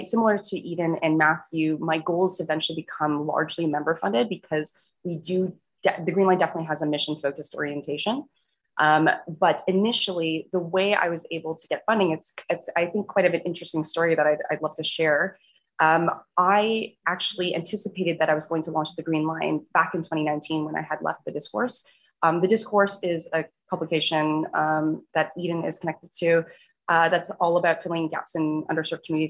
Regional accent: Toronto, Ontario, Canada; Scarborough, my hometown, which is a suburb of Toronto

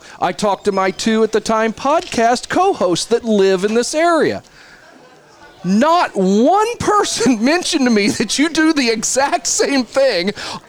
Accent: Bridgeport, Illinois, United States; moved away as an adult; also born or lived in Evansville, Indiana / Batesville, Indiana; now in Indiana, United States; I grew up in Bridgeport, Illinois. I'm a Red Hill Saluki through and through, so I didn't grow up in this area. Was lucky enough to meet and marry a beautiful woman that went to Bar Reeve. So we end up back here. I've lived in Evansville, Batesville.

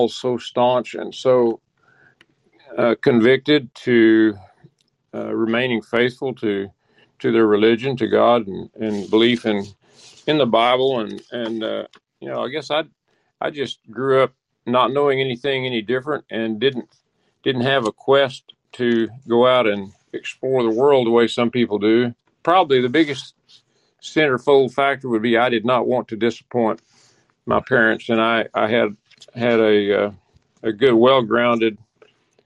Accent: Sentinel, Oklahoma, United States; born or raised there

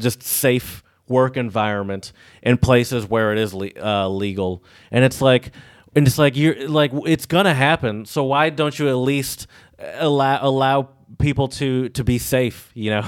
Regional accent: Michigan, United States; We're from Michigan where it's pretty free.

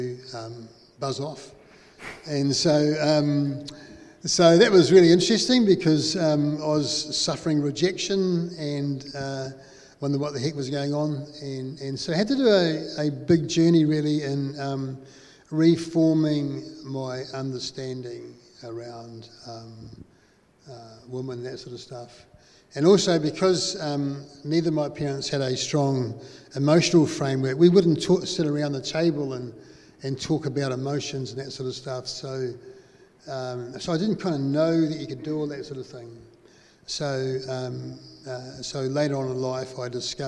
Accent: Christchurch, Canterbury, New Zealand; Growing up in Beckenham, we had plenty of friends around the area

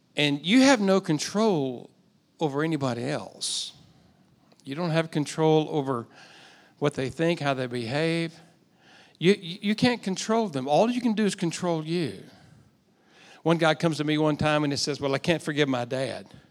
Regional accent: United States; also born or lived in Texas / Oklahoma; I grew up in Texas and Oklahoma.

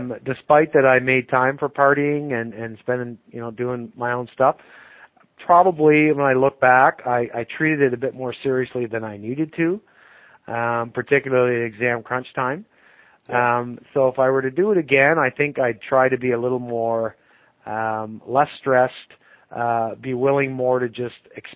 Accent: Lindsay, Ontario, Canada; also born or lived in Toronto; Lindsay's my hometown. So I was here until I went off to university initially

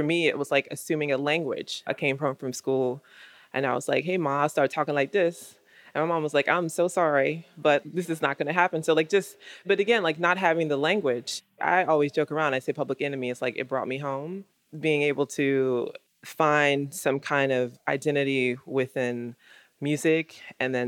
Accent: United States; I'm definitely a black woman, I'm definitely an American

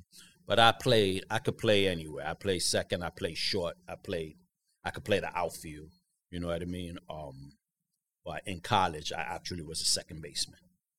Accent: New York City, New York, United States; Yeah, in Harlem. Harlem. Childhood.

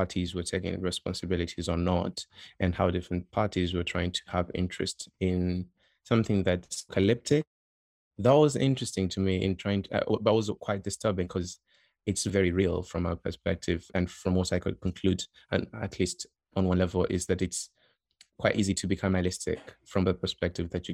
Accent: Tanzania; moved away; I'm from Tanzania

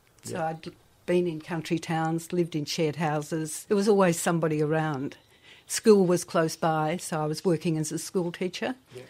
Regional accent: Melbourne, Victoria, Australia; I was born in Melbourne and then with both parents teachers.

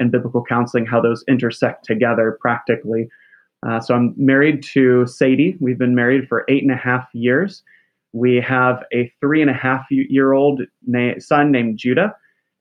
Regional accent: St. Louis, Missouri, United States; now in Sedalia, United States; I grew up in St. Louis, so part of the Missouri

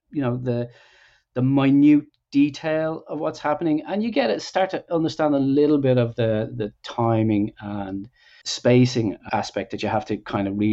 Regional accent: Ireland; also born or lived in Dublin; I'm from Ireland, grew up there, of course, in the 80s

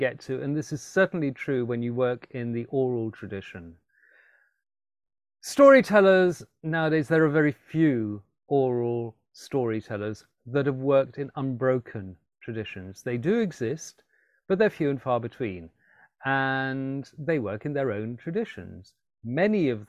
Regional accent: Alexandria, Alexandria Governorate, Egypt; moved away as an adult; also born or lived in London; I grew up in Alexandria in Egypt. I was born in London, but moved there and lived there between the ages of 6 and 18.

